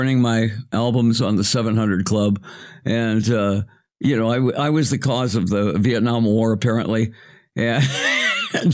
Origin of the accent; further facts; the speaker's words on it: Arizona, United States; moved away; I was a kid from Arizona